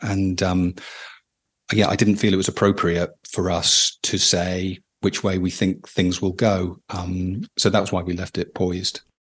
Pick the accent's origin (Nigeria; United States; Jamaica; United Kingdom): United Kingdom; as a British person